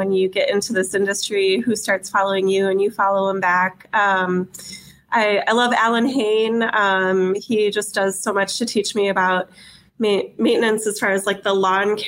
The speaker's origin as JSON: {"language": "English", "region": "Arizona", "country": "United States", "moved": "yes", "lives_now": "Wisconsin, United States", "said": "I'm actually from Arizona and we don't have much grass out there."}